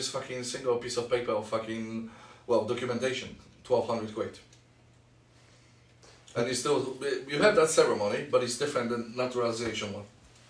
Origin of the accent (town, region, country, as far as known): Poland; English is a second language; now in United Kingdom